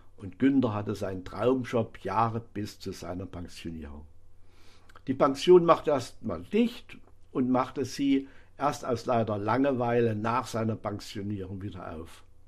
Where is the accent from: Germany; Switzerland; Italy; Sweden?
Germany; Bad Salzungen, Thuringia; meiner Heimatstadt Bad Salsung